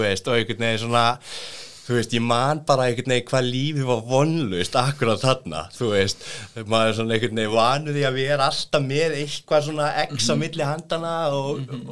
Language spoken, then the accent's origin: Icelandic; Reykjavík, Capital Region, Iceland; kem úr eh, gettóinu, breyðaltinu